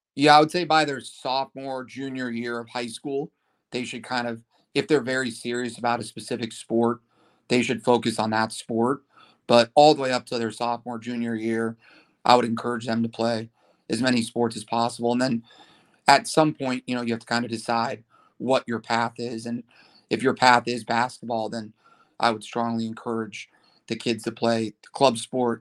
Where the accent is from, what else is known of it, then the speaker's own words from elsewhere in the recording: Malibu, California, United States; I grew up in Malibu, went to Malibu High School